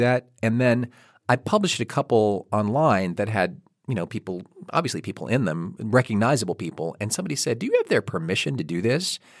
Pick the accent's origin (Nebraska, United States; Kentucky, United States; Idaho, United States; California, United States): Kentucky, United States; I am from Kentucky